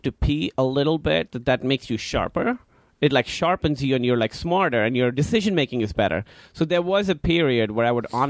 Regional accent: Karachi, Sindh, Pakistan; Pakistan, Karachi.

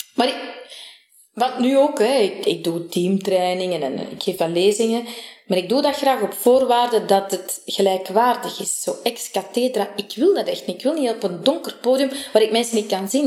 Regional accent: Sint-Niklaas, Flanders, Belgium; ik ben in Sint-Niklaas geboren en getoren, getogen

